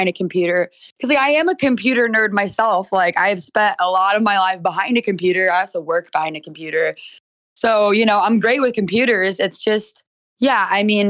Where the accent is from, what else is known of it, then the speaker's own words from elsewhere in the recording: St. Louis, Missouri, United States; also born or lived in Miami, Florida; I'm from St. Louis, Missouri, born and raised